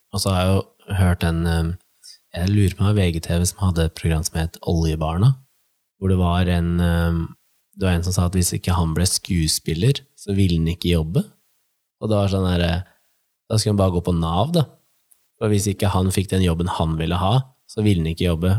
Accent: Nittedal, Akershus, Norway; jeg og broren min tok jo bussen fra Nittedal, der vi er fra

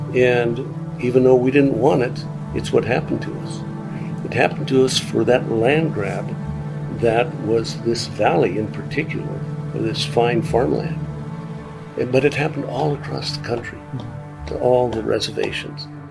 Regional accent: Dixon, Montana, United States; my hometown is named Dixon

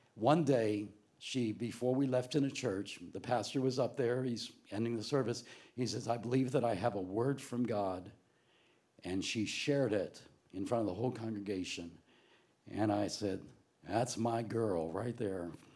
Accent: New Jersey, United States; also born or lived in Florida; we were raised in South Jersey

